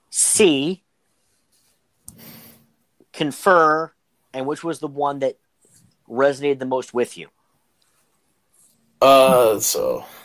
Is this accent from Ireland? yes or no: yes; Ireland; As an Irishman, it pains me to say that.